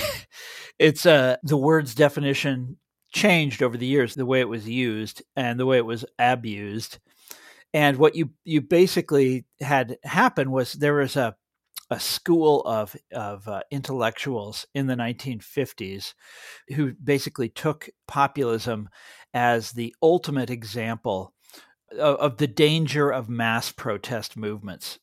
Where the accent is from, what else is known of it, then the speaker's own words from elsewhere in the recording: Kansas, United States; my home state of Kansas